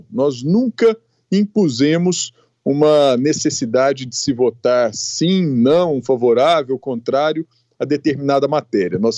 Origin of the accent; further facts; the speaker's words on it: Passos, Minas Gerais, Brazil; Edilene, eu sou natural de Passos, cidade do sudoeste de Minas, com 115 mil habitantes.